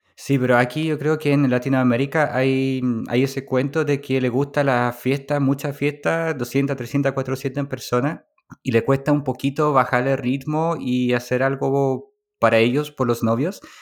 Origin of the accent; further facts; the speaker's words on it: Poland; moved away; Polonia, que es mi país natal